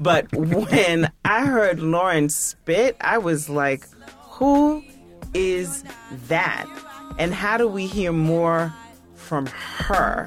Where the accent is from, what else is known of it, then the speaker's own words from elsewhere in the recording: New York, United States; as a New Yorker, as, like, a hip-hop head